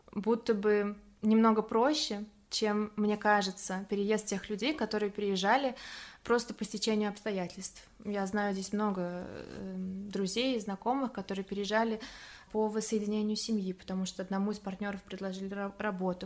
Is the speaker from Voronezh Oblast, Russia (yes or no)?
no; Samara, Samara Oblast, Russia; moved away as an adult; now in Germany; Я из Самары родом, где я выросла